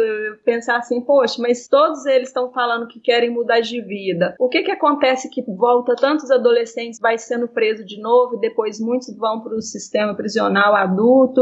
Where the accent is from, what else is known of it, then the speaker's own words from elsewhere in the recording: Belo Horizonte, Minas Gerais, Brazil; eu cresci aqui em Belo Horizonte, Minas Gerais, em um bairro de periferia